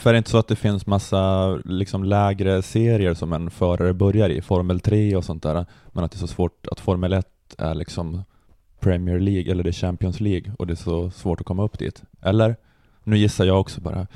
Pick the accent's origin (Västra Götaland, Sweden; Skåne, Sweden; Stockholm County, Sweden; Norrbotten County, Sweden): Norrbotten County, Sweden; Luleå; jag är ju uppvuxen i Luleå